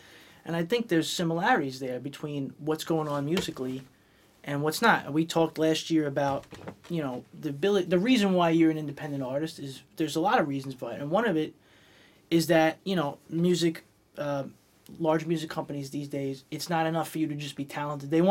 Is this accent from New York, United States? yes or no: yes; New York City, New York, United States; I come from Brooklyn. It happened in my hometown first